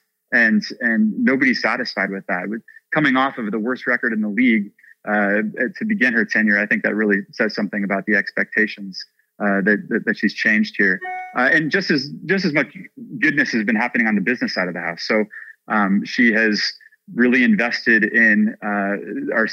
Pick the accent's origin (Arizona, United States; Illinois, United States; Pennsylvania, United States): Illinois, United States; Chicago; moved away as an adult; now in Nashville, United States; growing up in Chicago